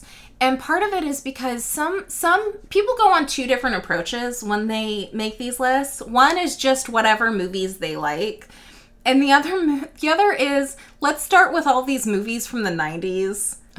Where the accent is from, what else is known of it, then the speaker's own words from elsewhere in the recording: United States; we are American.